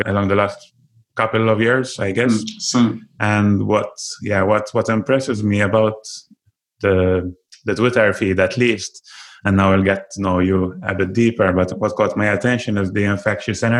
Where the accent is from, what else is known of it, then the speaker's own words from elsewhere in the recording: Malta; I'm from Malta